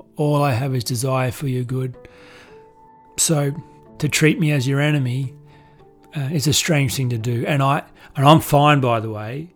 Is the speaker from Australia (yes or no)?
yes; Australia; being a man, being being white, being wealthy, being Australian